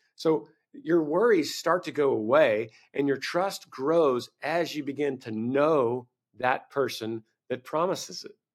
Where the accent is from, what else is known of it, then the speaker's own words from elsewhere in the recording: Bible Belt, Southern United States, United States; I grew up in the Bible Belt